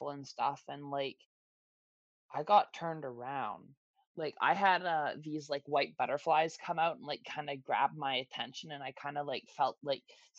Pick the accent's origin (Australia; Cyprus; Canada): Canada; now in Toronto, Canada; my hometown, because I was born there. I was raised there. I grew up there.